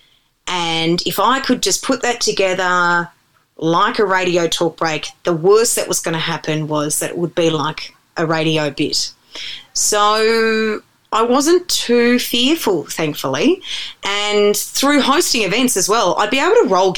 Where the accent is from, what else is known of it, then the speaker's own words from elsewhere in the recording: Melbourne, Victoria, Australia; accent: Aussie; moved away as an adult; also born or lived in Canada; spent the most amount of time broadcasting in my hometown